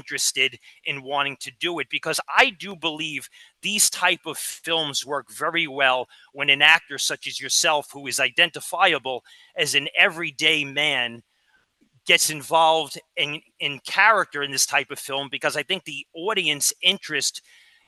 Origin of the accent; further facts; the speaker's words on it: New York City, New York, United States; When I was a kid in 1972, I grew up in Brooklyn, New York